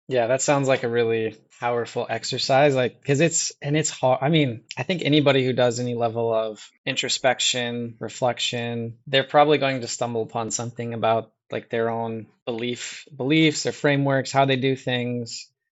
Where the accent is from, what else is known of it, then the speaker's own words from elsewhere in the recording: Midwest, United States; also born or lived in Iowa; I grew up in the Midwest as Well, I mean, I'm, I'm in Iowa right now